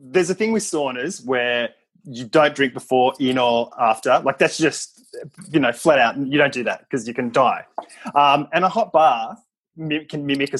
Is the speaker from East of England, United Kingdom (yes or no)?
no; Scotland, United Kingdom; I'm from Scotland.